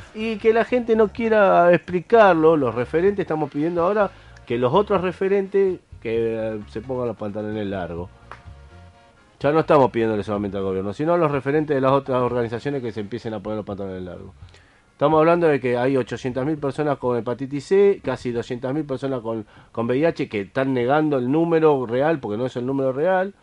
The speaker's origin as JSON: {"language": "Spanish", "country": "Argentina", "said": "lo que nosotros queremos como sociedad argentina"}